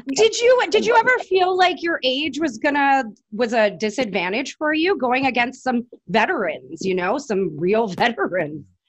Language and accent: English; Vancouver, British Columbia, Canada; now in Ottawa, Canada; I'm from Vancouver.